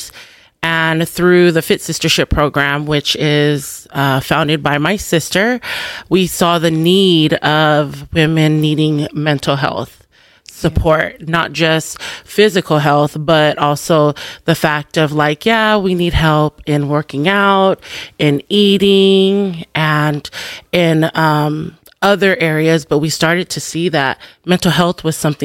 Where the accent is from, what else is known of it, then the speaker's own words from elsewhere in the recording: Long Beach, California, United States; born and raised in Long Beach, California